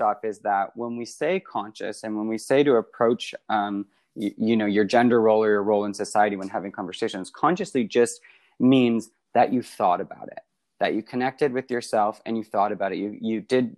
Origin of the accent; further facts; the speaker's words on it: Canada; I'm Canadian